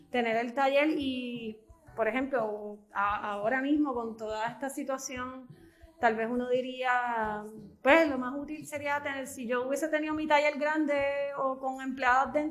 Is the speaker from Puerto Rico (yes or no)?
yes; Bayamón, Puerto Rico; moved away as an adult; also born or lived in Dorado; now in Ceiba, Puerto Rico; Yo eh, vivía en Dorado, eh, pero realmente eh, todos los componentes, mi escuela, todo era en Bayamón y mi familia ahora actualmente es eh, de Bayamón. yo siento que yo soy de Bayamón.